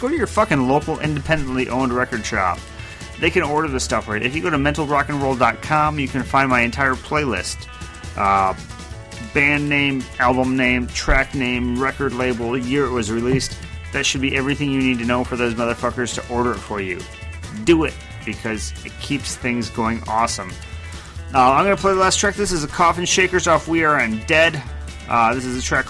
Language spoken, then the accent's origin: English; United States; I'm too American